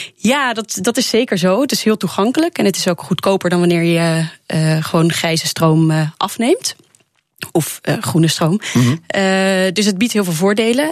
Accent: Netherlands; gewoon als Nederlander

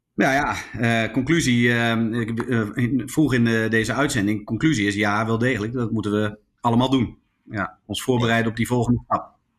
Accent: Zwolle, Overijssel, Netherlands; also born or lived in Groningen; terug in, eh, Zwolle, waar ik vandaan kwam

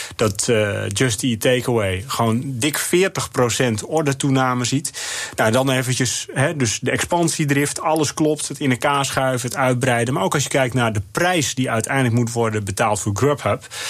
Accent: Netherlands

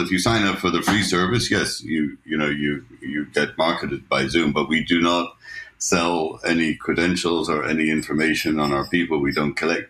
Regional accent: Ireland; moved away as an adult; now in United States; My wife is Swiss, and uh, I'm Irish, and we you know, I've lived in the U.S. for 40 years

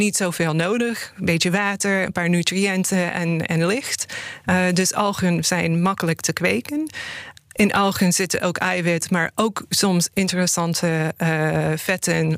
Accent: United States; now in Netherlands; in de VS, waar ik vandaan kom

